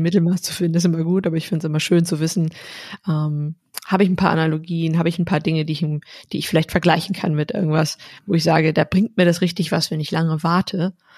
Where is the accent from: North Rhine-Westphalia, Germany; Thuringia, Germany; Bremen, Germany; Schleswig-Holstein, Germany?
North Rhine-Westphalia, Germany; also born or lived in Iceland; weil das tiefe R aus, aus äh, Westfalen, wo ich herkomme